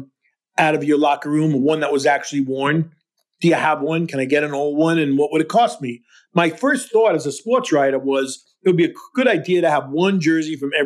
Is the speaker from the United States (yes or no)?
yes; New York, United States; I'm a New Yorker.